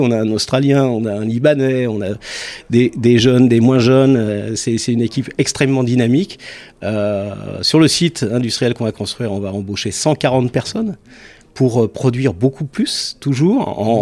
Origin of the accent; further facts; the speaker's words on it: Savoy, Auvergne-Rhône-Alpes, France; je suis savoyard